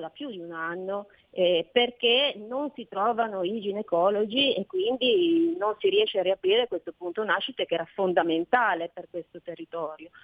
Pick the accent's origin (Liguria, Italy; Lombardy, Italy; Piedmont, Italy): Liguria, Italy; noi siamo Liguri, il paese del Mugugno